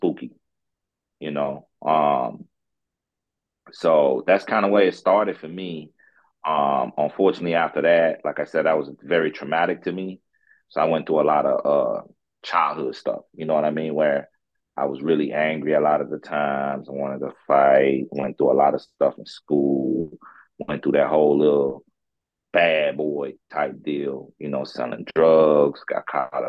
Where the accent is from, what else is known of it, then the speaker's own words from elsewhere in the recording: Florida, United States; also born or lived in St. Croix, U.S. Virgin Islands; now in St. Louis, United States; I'm from the, originally from the Virgin Islands, St. Croix. That's where I'm from. I grew up in Florida, and then I moved out here to Missouri, St. Louis